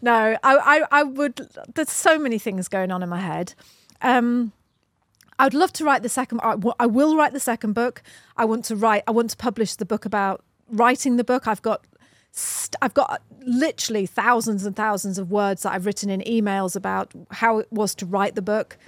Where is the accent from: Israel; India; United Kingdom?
United Kingdom; We're flipping British, you know?